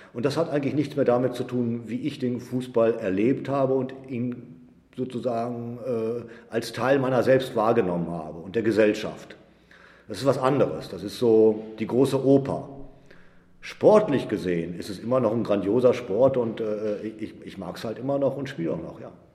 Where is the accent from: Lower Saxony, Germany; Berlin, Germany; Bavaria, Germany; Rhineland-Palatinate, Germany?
Lower Saxony, Germany; Edemissen; moved away as an adult; now in Herne, Germany; ich komme eigentlich aus Edemissen, einem 500 Seelendorf äh, in Niedersachsen im Leinetal.